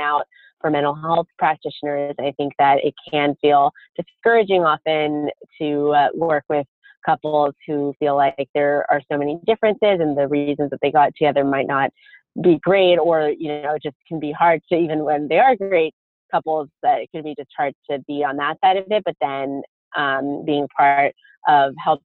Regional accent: Pasadena, California, United States; Fuller Seminary, which is in my hometown, Pasadena

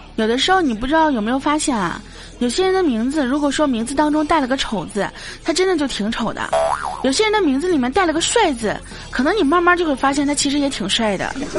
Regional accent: Baoding, Hebei, China; 大家都知道我是保定的

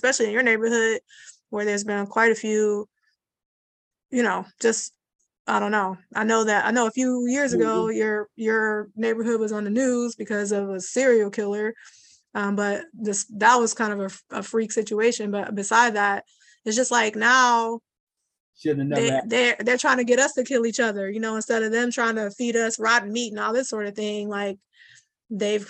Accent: Cleveland, Ohio, United States; I grew up going to swimming pools in the black neighborhoods we were raised in Cleveland

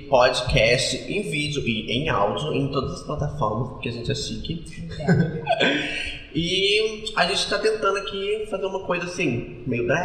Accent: interior of Minas Gerais, Brazil; A gente é, é do interior de Minas Gerais

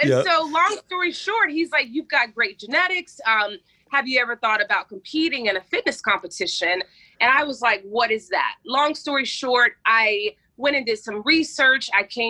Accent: Pensacola, Florida, United States; Pensacola, Florida. I'm a beach girl.

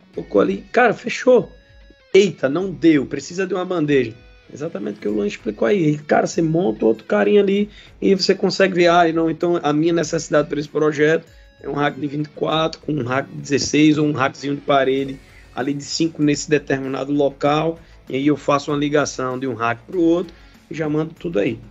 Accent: Pernambuco, Brazil; lá em Pernambuco, minha terra aí, conheço muito.

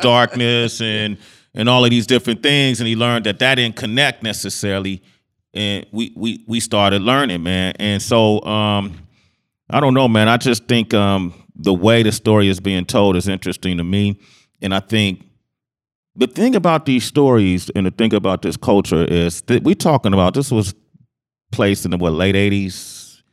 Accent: Oakland, California, United States; growing up in Oakland

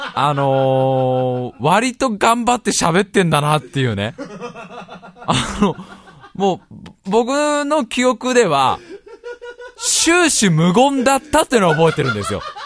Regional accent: Tokorozawa, Saitama, Japan; born or raised there

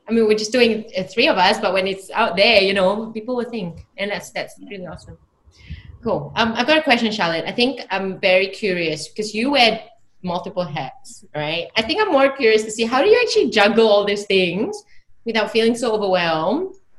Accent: Australia; moved away; I grew up in Australia for like 10 years

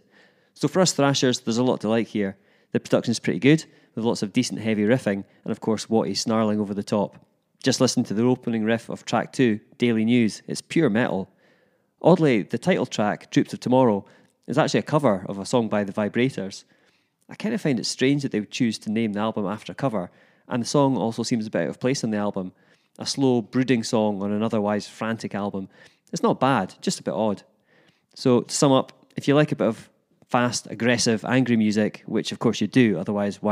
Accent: Edinburgh, Scotland, United Kingdom; my hometown of Edinburgh

